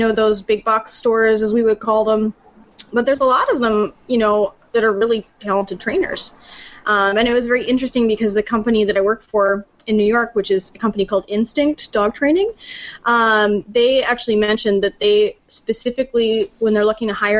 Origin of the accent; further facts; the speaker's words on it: Canada; moved away; I'm from Canada